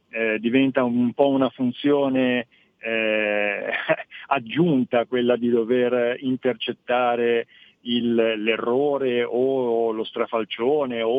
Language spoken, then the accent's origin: Italian; Friuli-Venezia Giulia, Italy; da lontano vengo dal Friuli, ho respirato